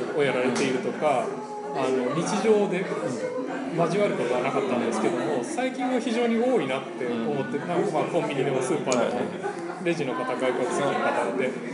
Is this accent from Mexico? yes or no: yes; Mexico; also born or lived in Japan / United States; 僕はメキシコ生まれでメキシコ人と日本人のハーフです